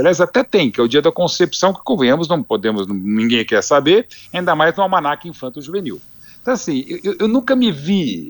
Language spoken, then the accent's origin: Portuguese; Brazil; nós como brasileiro como um todo